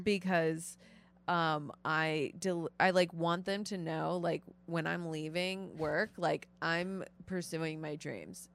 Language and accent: English; North Shore suburbs of Chicago, Illinois, United States; also born or lived in Florida; originally I'm from Florida, but I mainly grew up, uh, like in the North Shore suburbs